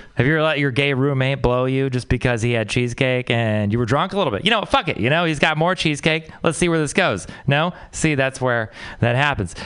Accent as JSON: {"language": "English", "region": "Texas", "country": "United States", "moved": "yes", "said": "I'm from Texas"}